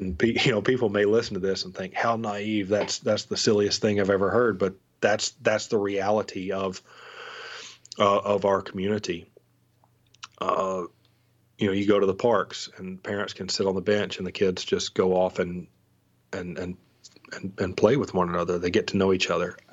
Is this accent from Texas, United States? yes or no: no; North Alabama, United States; also born or lived in Seward, Nebraska; I was from North Alabama